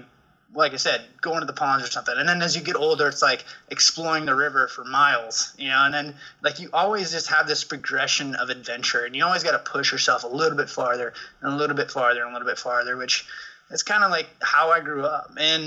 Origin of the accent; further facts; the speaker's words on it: Perrydale, Oregon, United States; in the Willamette Valley. Kind of on the west side, up against the Coast Range, little town called Perrydale